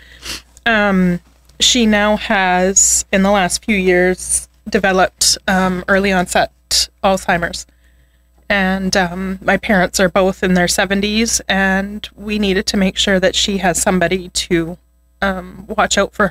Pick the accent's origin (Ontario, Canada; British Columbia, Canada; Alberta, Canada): Alberta, Canada; Edmonton; also born or lived in Spruce Grove; And I grew up in Edmonton. And when I was a young teenager, we moved to Spruce Grove